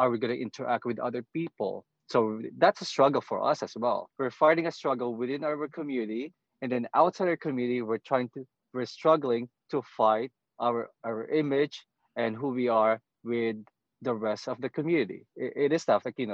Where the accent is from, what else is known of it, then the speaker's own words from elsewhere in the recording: Philippines; moved away; I'm Filipino